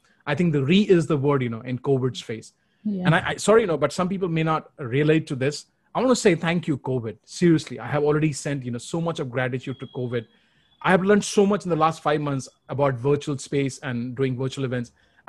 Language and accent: English; Kolkata, West Bengal, India; moved away; when I relocated from Calcutta to Punjab, my problems became bigger. You know, I was bullied and abused, and I had real, you know, challenges coping up with a new way of living.